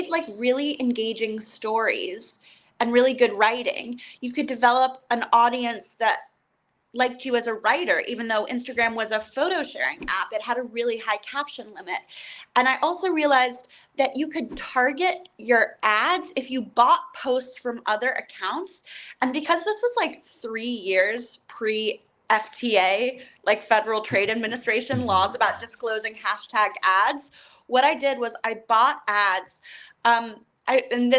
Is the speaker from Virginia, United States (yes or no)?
yes; Falls Church, Virginia, United States; moved away; I grew up in Falls Church, which is like the DC suburbs